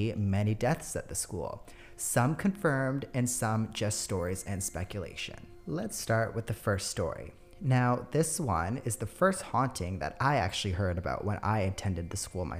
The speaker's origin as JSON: {"language": "English", "town": "New Westminster", "region": "British Columbia", "country": "Canada", "tie": "born or raised there", "said": "my hometown of New Westminster, British Columbia, out in Canada"}